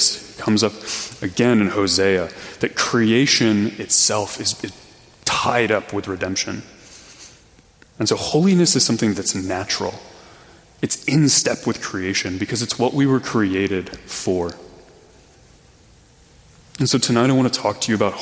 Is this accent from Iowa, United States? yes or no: no; Missouri, United States; I'm from Missouri